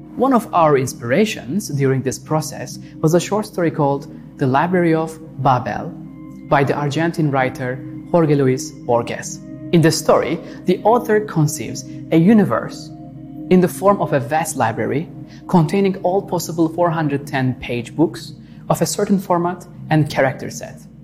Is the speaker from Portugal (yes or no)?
no; Istanbul, Turkey; moved away as an adult; now in Los Angeles, United States; as a child growing up in Istanbul